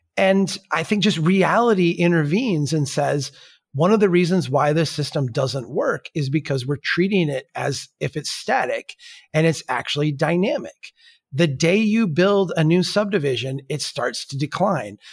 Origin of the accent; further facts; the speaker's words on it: Minnesota, United States; I'm from Minnesota